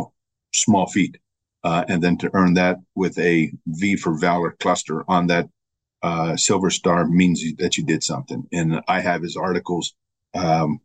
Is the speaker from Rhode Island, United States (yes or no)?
no; Albuquerque, New Mexico, United States; moved away as an adult; also born or lived in San Diego / Texas; I was born and raised in Albuquerque